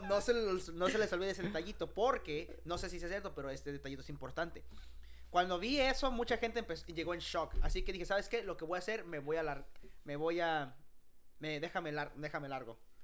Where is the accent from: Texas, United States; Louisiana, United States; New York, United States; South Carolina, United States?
Texas, United States; Arlington; yo soy de Arlington.